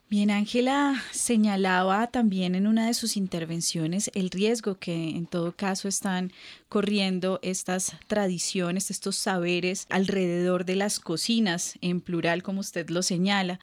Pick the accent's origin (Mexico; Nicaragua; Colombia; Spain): Colombia; como colombianos